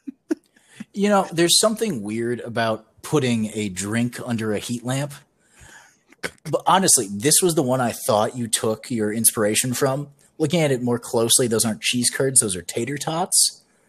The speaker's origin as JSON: {"language": "English", "region": "Midwest", "country": "United States", "tie": "born or raised there", "said": "we both grew up in the Midwest"}